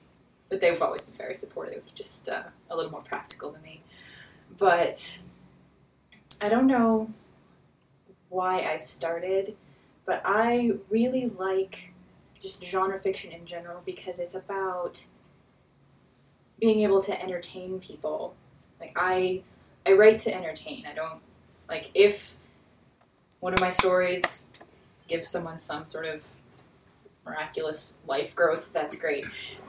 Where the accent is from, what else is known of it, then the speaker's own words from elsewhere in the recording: Pittsburgh, Pennsylvania, United States; And I'm from Pittsburgh.